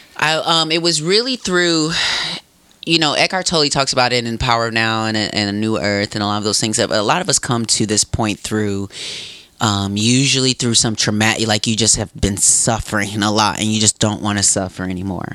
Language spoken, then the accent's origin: English; Racine, Wisconsin, United States; Piggly Wiggly was so close to um, where I grew up in Racine